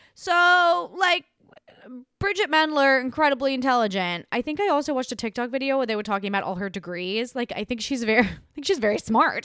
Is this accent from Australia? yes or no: yes; Australia; accent: Australian; now in United States; I grew up in Australia